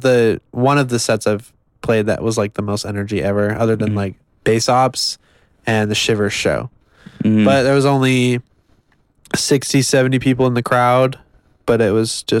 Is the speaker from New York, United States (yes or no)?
no; Salt Lake City, Utah, United States; From Salt Lake City. Most people think I'm from Denver, but I am from Salt Lake City.